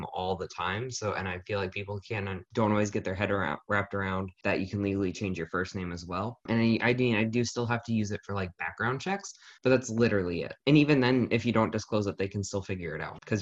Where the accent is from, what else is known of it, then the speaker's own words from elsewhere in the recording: Frederick, Maryland, United States; now in Lancaster, United States; I'm from Frederick, Maryland